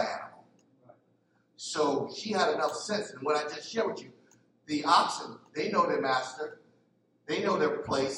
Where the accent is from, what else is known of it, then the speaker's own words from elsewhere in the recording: Philadelphia, Pennsylvania, United States; I'm from Philly.